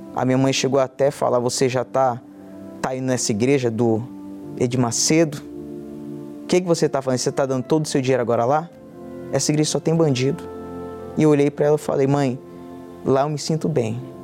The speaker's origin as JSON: {"language": "Portuguese", "town": "Porto Velho", "region": "Rondônia", "country": "Brazil", "said": "tenho 24 anos, sou de Porto Velho, Rondônia"}